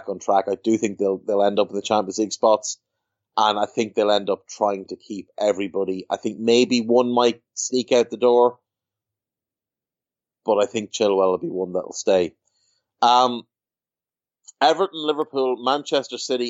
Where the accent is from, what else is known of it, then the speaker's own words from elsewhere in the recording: Ireland; I'm a scumbag from Ireland